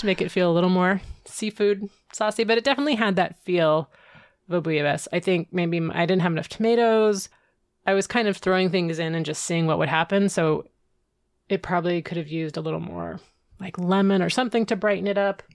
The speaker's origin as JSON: {"language": "English", "region": "California", "country": "United States", "said": "As a Californian, you get you get the gold rush and you get the missions"}